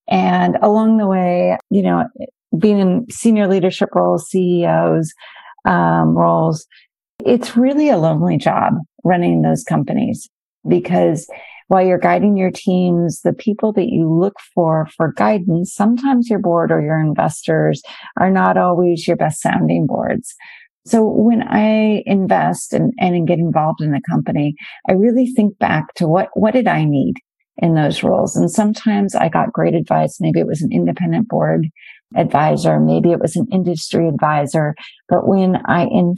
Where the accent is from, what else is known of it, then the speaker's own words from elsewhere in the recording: Arizona, United States; I grew up in Arizona, the oldest of three girls